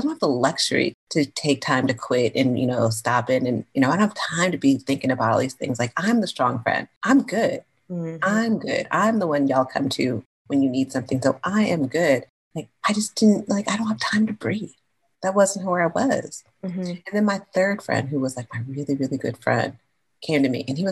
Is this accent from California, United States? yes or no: yes; California, United States; I'm from California